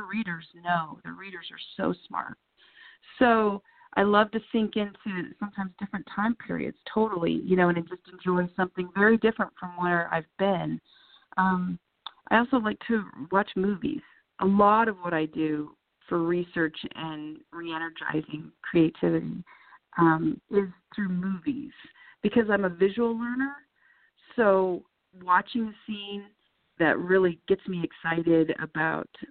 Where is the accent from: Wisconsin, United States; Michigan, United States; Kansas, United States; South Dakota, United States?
South Dakota, United States; Deadwood; I spent so much time growing up in Deadwood. My mom has lived there since I was in seventh grade, so I would spend a lot of time there going back and forth between my parents